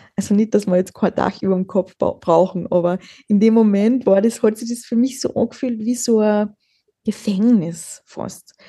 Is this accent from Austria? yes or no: yes; Austria; wir sind in Österreich geboren